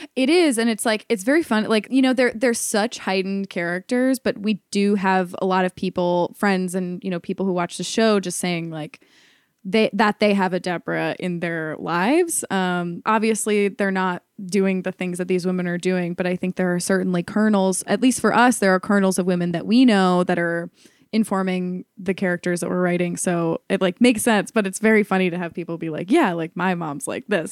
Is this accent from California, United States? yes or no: no; Ohio, United States; moved away as an adult; also born or lived in New York; I'd been going back and forth between New York and Ohio, where I'm from